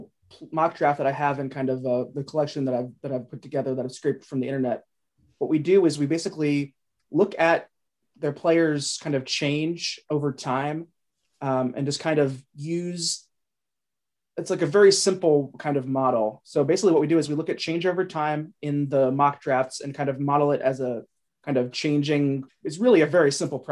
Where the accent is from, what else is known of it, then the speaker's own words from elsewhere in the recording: Cincinnati, Ohio, United States; moved away; I'm from Cincinnati originally